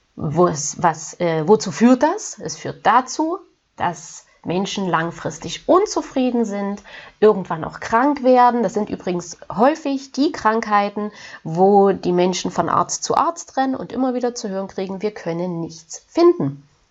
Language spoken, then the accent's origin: German; Germany; hier bei uns in Deutschland